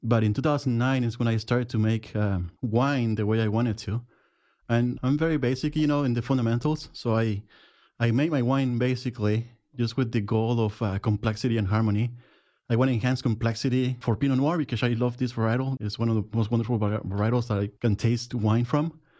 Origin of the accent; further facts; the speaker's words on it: Jiménez, Chihuahua, Mexico; English is a second language; moved away as an adult; now in Oregon, United States; I'm from Jimenez, Chihuahua, Mexico.